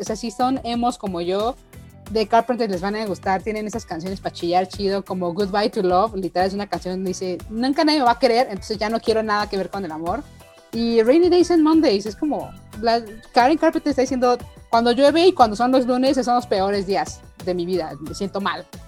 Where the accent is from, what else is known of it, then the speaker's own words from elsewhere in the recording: Mexico; El boing nos une como mexicanos